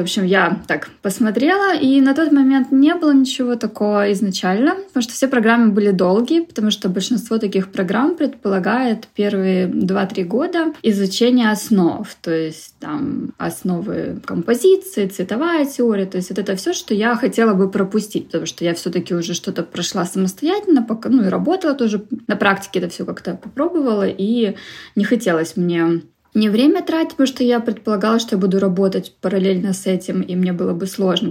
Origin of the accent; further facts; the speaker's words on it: Vladivostok, Primorsky Krai, Russia; also born or lived in Moscow, Russia; now in Toronto, Canada; я изначально из Владивостока